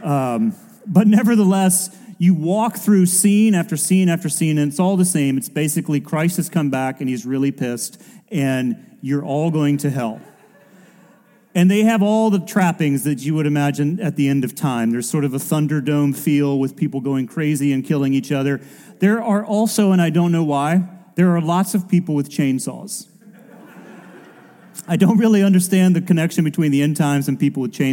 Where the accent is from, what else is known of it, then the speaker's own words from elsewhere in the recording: United States; as an American and growing up in and around churches like